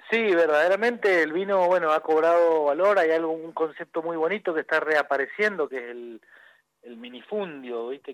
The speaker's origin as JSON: {"language": "Spanish", "region": "Mendoza", "country": "Argentina", "said": "Los mendocinos todos tenemos que ver algo con el vino"}